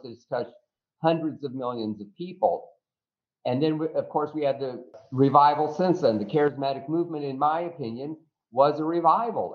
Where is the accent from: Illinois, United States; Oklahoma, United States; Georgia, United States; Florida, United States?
Florida, United States; I was from Florida